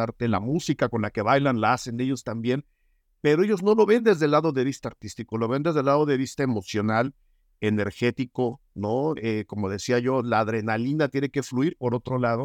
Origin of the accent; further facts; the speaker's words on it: Mexico; quienes nacimos, crecimos y habitamos en este país